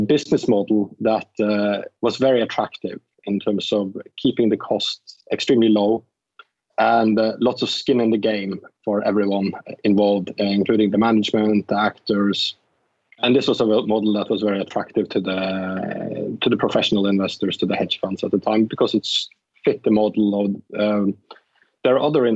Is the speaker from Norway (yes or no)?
yes; Norway; moved away as an adult; now in London, United Kingdom; I come from Norway. So I actually started in television in Norway as a TV presenter on a Saturday night show when I was 14